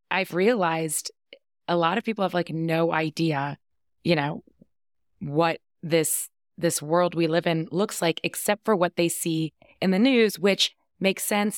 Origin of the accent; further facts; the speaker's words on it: East Coast, United States; moved away as an adult; now in Colorado, United States; I was born on the East Coast, I lived on the East Coast